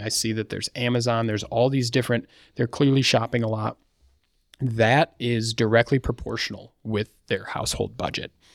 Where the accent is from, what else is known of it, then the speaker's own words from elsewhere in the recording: Battle Creek, Michigan, United States; I'm from Battle Creek, Michigan.